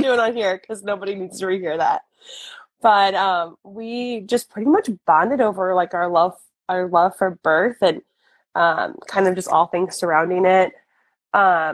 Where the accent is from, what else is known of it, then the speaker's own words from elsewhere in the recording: St. Louis, Missouri, United States; I'm born and raised in St. Louis. I still live here.